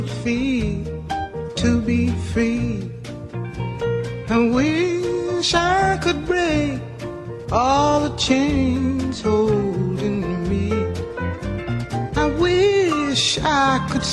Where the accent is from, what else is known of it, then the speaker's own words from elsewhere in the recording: United States; growing up in America